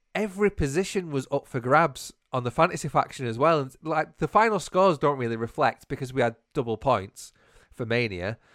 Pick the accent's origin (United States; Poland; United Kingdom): United Kingdom; we're so British.